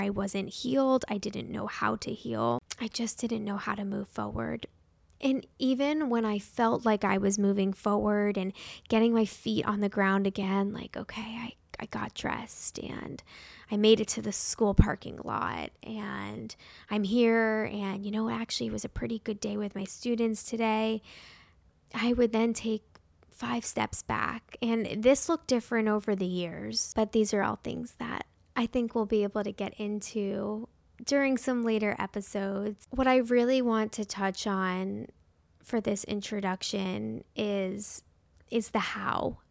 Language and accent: English; Parkland, Florida, United States; my first year of teaching in Parkland, Florida. I was only twenty-two when this happened. I was fresh out of college, the most excited to be back at the high school I graduated from